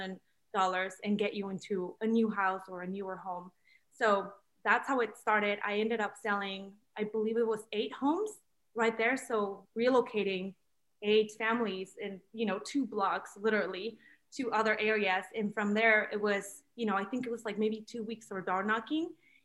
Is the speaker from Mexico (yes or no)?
yes; Mexico; now in United States; my studies were not recognized here because I'm from Mexico. So I got my degree from Mexico.